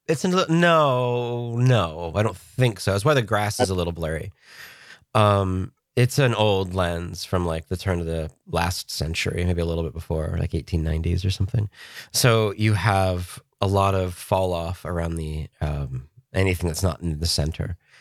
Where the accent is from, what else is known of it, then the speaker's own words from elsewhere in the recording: Pennsylvania, United States; moved away; I was from Pennsylvania